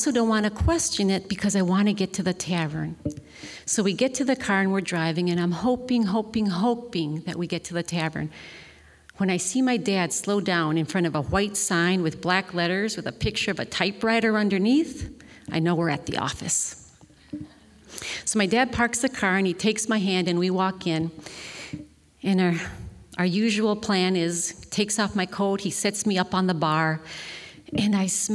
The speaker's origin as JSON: {"language": "English", "town": "Milwaukee", "region": "Wisconsin", "country": "United States", "said": "I'm from Milwaukee, Wisconsin. You take your kids to taverns, and in the 60s, there's a tavern on every corner"}